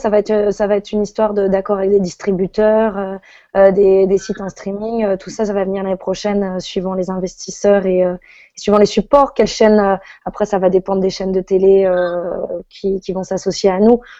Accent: France; vu qu'on est française, cette voix off, il y aura la version américaine, mais il y aura aussi la version voix off française pour parce que c'est quand même notre pays.

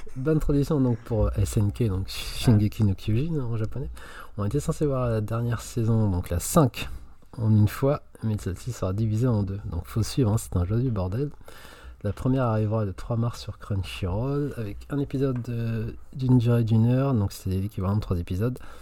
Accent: France; chez nous en France

